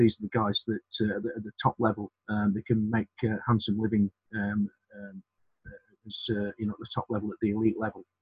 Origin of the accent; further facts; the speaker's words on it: Sheffield, Yorkshire and the Humber, United Kingdom; moved away as an adult; I'm born and bred in Sheffield